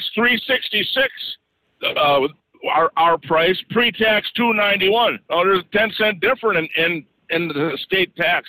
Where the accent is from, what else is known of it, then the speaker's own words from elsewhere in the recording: Wisconsin, United States; my home state, Milwaukee, Wisconsin